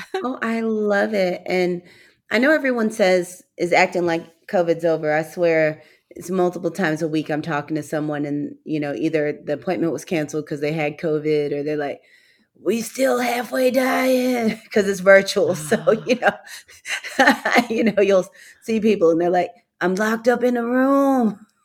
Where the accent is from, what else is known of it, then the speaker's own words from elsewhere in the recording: St. Louis, Missouri, United States; I grew up in Saint Louis, Missouri, and my father's family is from Mississippi